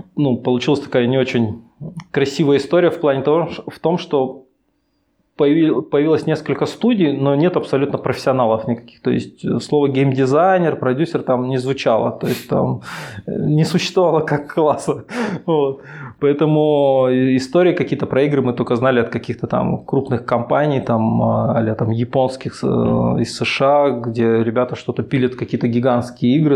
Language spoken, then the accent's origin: Russian; Chelyabinsk, Chelyabinsk Oblast, Russia; moved away as an adult; now in Minsk, Belarus; Я сам из Челябинска